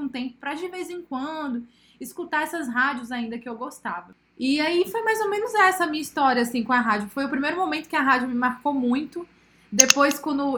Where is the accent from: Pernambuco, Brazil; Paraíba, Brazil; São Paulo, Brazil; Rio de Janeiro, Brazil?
São Paulo, Brazil; now in Piauí, Brazil; Nasci aqui no Piauí e aí, quando eu nasci no Piauí, eu morei aqui até os meus 7, 8 anos de idade e fui para São Paulo